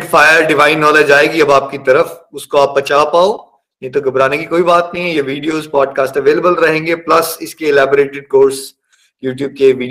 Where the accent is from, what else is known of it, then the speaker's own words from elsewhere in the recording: Chamba, Himachal Pradesh, India; born there; मैं चंबा में 1981 में पैदा हुआ मिडिल क्लास फैमिली है